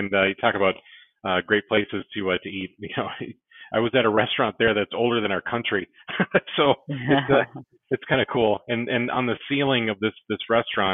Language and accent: English; Minnesota, United States; I am born and raised in Minnesota